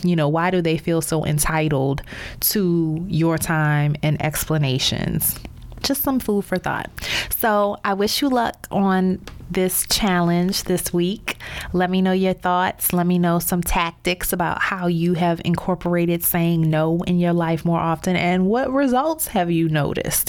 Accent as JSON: {"language": "English", "town": "New Orleans", "region": "Louisiana", "country": "United States", "tie": "born or raised there", "also_born_or_lived": "Baltimore / Chicago / Dallas", "moved": "as an adult", "lives_now": "Miami, United States", "said": "my hometown of New Orleans"}